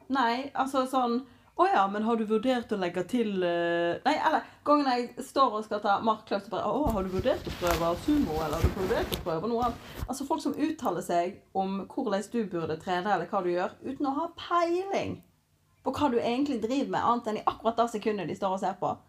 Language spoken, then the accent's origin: Norwegian; Norway; vi er jo nordmenn i vår kultur